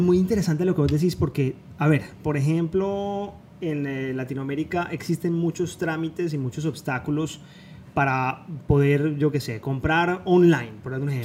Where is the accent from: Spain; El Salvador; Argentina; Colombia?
Colombia; Cali, Valle del Cauca; moved away as an adult; now in Miami, United States; los dos nos, identificamos mucho con eso porque venimos de Cali, venimos de Colombia